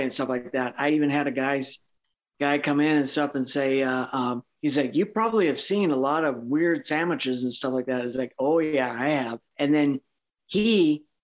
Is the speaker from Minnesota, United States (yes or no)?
yes; northern Minnesota, United States; also born or lived in Front Range, Colorado; now in Craig, United States; I was born and raised in northern Minnesota.